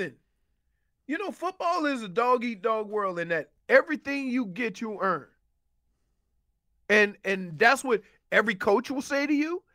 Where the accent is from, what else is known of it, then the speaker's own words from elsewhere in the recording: New Orleans, Louisiana, United States; moved away as an adult; I was from New Orleans. Me and Ward were the first two people recruited out of New Orleans.